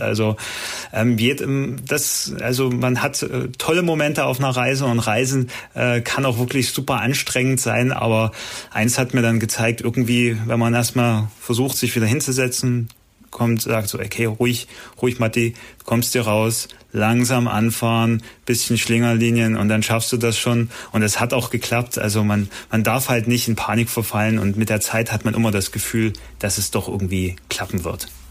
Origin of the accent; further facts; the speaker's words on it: Germany; meine Heimat